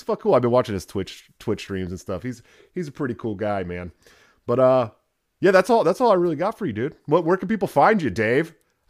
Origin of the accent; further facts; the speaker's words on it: West Coast, United States; I grew up on the West Coast listening to hardcore music